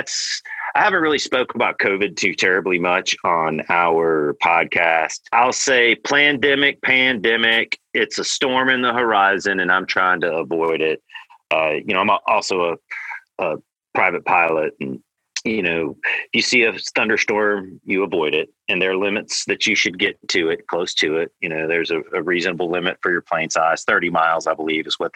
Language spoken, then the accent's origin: English; the South, United States; also born or lived in California; now in Oklahoma, United States; I'm from the South